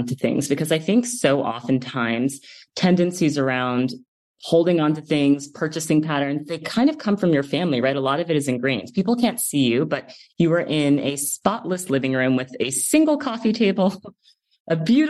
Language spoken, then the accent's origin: English; East Coast, United States; me as an East Coaster